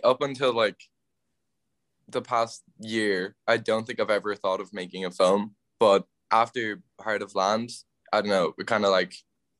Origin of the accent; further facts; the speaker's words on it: Galway, Connacht, Ireland; I'm 17 from Galway, going to school in Colossus Ignage.